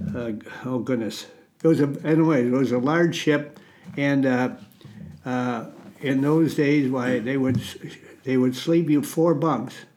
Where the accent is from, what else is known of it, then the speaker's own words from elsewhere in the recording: Goodhue, Minnesota, United States; I grew up in a, a little near a little town, uh, Goodhue, Minnesota, on a farm.